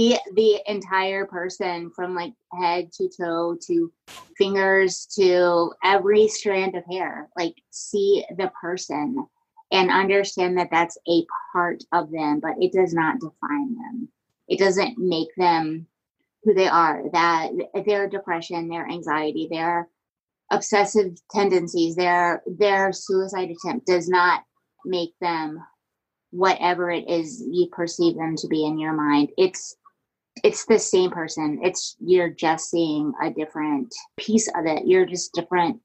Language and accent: English; Virginia, United States; I grew up in Virginia